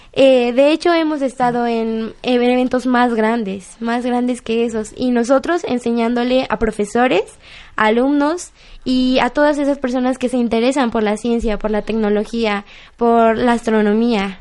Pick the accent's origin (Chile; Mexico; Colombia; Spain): Mexico; Apizaco, Tlaxcala; Yo soy de Apizaco